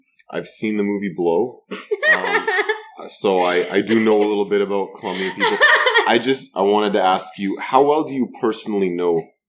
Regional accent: Vancouver, British Columbia, Canada; I did grow up in Vancouver, a veritable melting pot surrounded by people of all different backgrounds

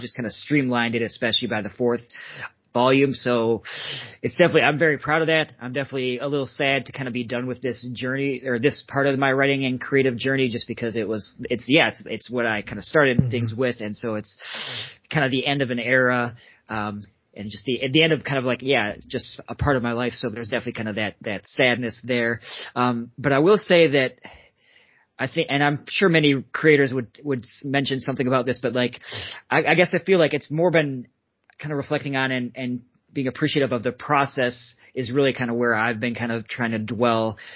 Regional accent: Minnesota, United States; that's actually where I, I grew up uh, born and raised in Minnesota

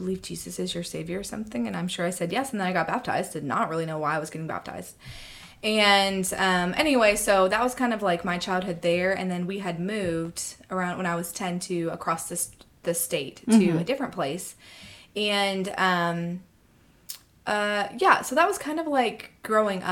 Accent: Ohio, United States; I grew up in Ohio

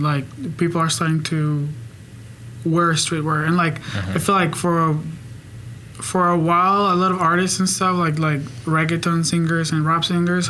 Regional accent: Bogotá, Colombia; moved away as an adult; now in Oklahoma City, United States; I'm from Bogota

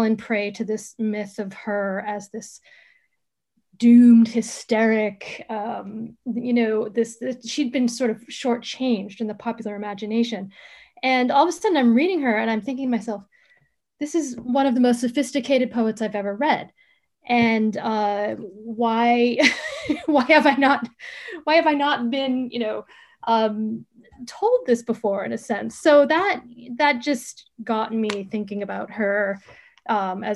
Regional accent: United States; moved away as an adult; also born or lived in Oxford, England; being an American

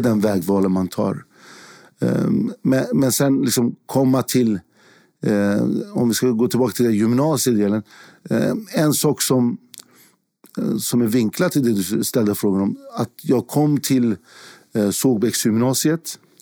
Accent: Stockholm, Stockholm County, Sweden; jag är född i Sverige. Jag har bott i hela mitt liv i Sverige och bott i en, en liten förort, Fittja, söder om, eh, södra sidan om Stockholm

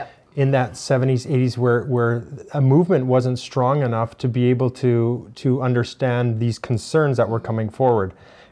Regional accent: Sparwood, British Columbia, Canada; That's where I grew up in Sparwood, just close by Crow's Nest Pass.

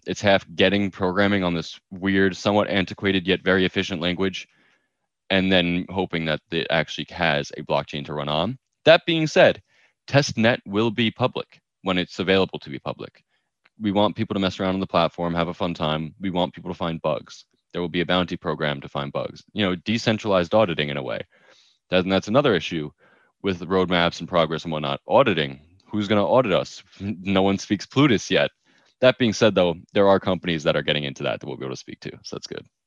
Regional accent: New York, United States; I'm a New Yorker

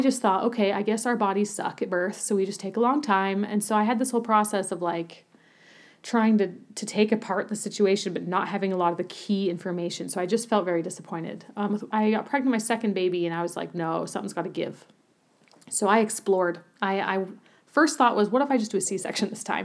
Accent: Utah, United States; moved away as an adult; also born or lived in Germany / Berlin; I grew up in Utah

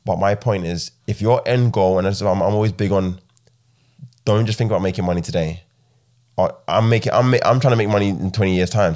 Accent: Ghana; also born or lived in United Kingdom; now in Midlands, United Kingdom; I'm from Ghana originally

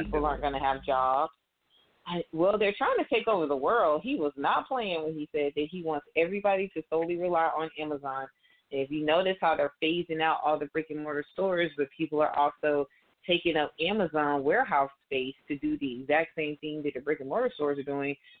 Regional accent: Atlanta, Georgia, United States; I'm from Atlanta

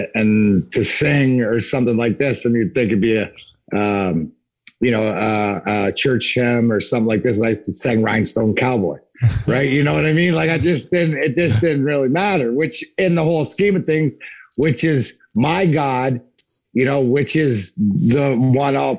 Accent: Leamington, Ontario, Canada; I grew up in Southern Ontario.

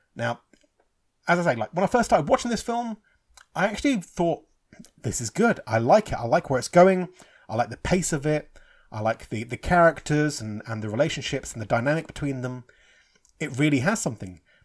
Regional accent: England, United Kingdom; I'm English, you know, I'm Irish, but I'm born and bred in England.

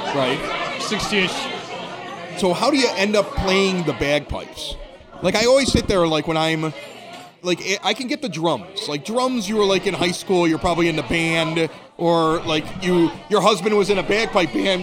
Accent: Evergreen Park, Illinois, United States; I'm from Evergreen Park

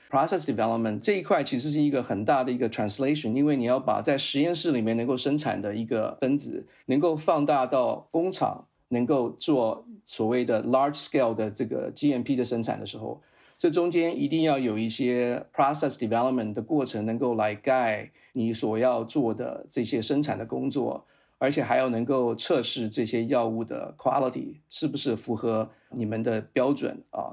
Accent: Taiwan; moved away as an adult; also born or lived in Utah, United States; 我是在台湾出生，然后在台湾受教育，在台湾当过两年兵， 然后呢，再到美国去念了研究所。那我在台湾的时候，我是念的是化学工程，是在淡江大学

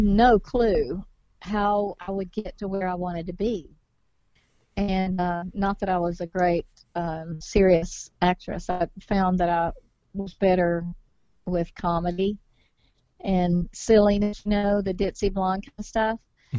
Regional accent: Griffin, Georgia, United States; born or raised there; also born or lived in Alma, Georgia / Atlanta, Georgia

